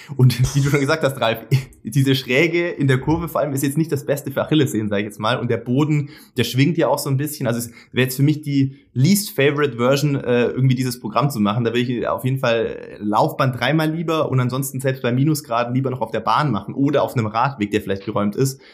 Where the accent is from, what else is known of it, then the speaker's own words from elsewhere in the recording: Sindelfingen, Baden-Württemberg, Germany; moved away; ich komme äh, als gebürtiger Schwabe hier aus dem Epizentrum äh, von einem großen deutschen Automobilkonzern